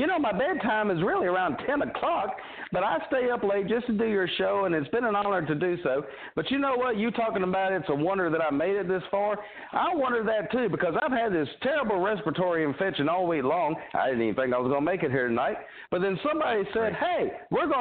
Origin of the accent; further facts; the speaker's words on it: Evans, Georgia, United States; Not only have I grown up here in Evans, but I've grown out here too